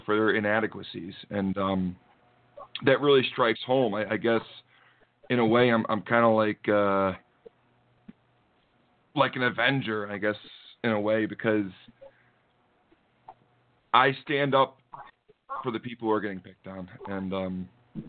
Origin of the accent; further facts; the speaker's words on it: New England, United States; I assure them I'm from New England